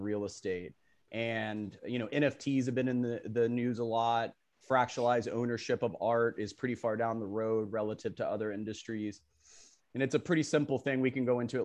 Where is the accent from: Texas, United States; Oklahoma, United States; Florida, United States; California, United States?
Florida, United States; Boca Raton; I grew up in Boca Raton, Florida